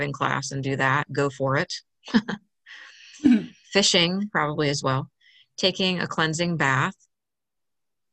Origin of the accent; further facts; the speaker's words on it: Maryland, United States; moved away; I grew up in Maryland on the Chesapeake Bay